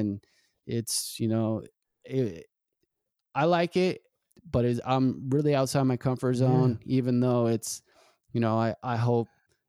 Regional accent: Ritchie, United States; I grew up in Ritchie. I saw a lot of stuff go down in Ritchie.

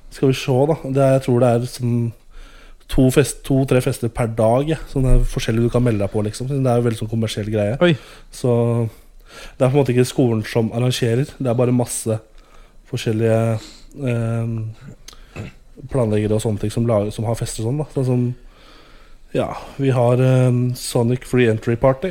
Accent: Norway; Jeg er fra Skandinavia

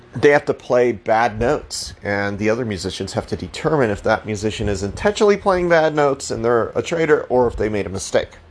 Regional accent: Colorado, United States; I'm from Colorado

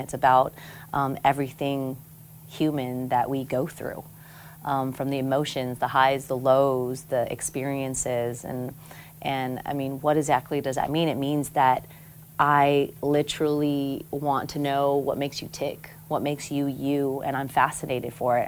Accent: Pago Pago, American Samoa; moved away; also born or lived in Guam; growing up in Samoa

